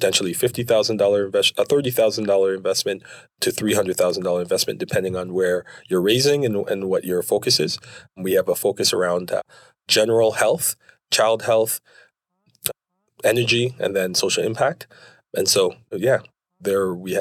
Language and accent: English; Toronto, Ontario, Canada; now in Calgary, Canada; I grew up in Toronto